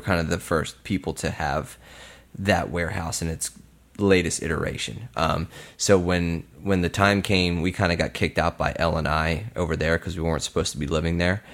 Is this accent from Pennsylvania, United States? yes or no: yes; Bensalem, Pennsylvania, United States; I grew up in Bucks County in Ben Salem